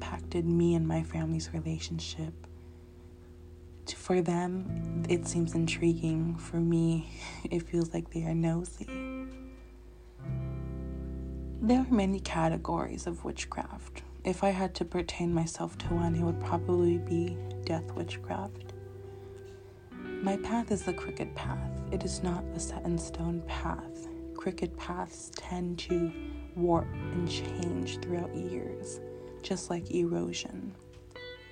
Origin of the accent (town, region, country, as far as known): Northern California, United States; born or raised there; also born or lived in Los Angeles, California